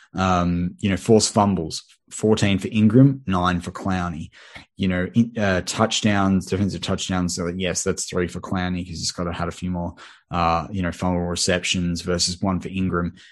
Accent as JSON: {"language": "English", "country": "Australia", "accent": "Australian", "said": "I'm an Aussie"}